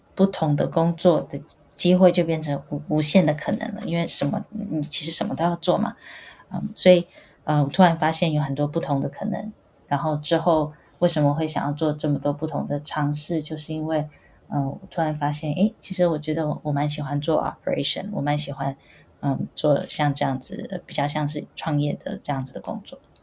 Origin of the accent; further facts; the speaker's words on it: Taiwan; moved away as an adult; now in Boston, United States; 我是在台湾长大，然后，呃，清华大学材料系毕业的